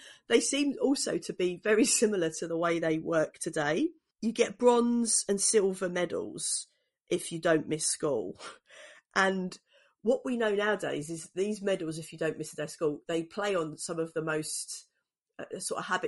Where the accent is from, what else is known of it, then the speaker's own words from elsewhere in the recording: London, United Kingdom; when I was growing up in East London in the 80s and 90s